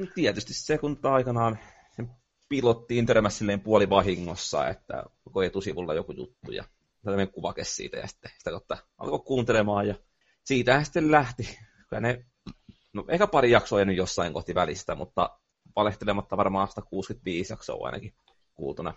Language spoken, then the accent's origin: Finnish; Tampere, Pirkanmaa, Finland; accent: Tampere dialect; mä puhun tiettyä Tampereen murretta.